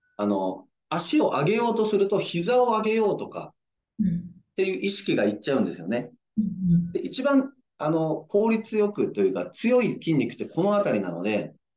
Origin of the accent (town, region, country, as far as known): Nagasaki, Japan; born or raised there; moved away as an adult; now in Yokohama, Japan